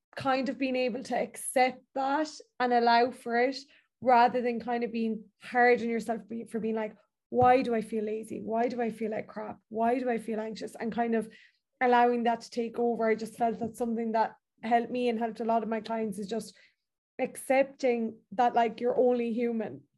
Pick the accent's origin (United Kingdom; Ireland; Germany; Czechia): Ireland; as Irish people